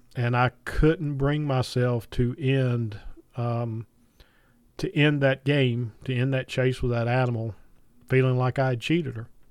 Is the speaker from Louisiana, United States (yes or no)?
no; Piedmont of North Carolina, United States; I grew up in the Piedmont of North Carolina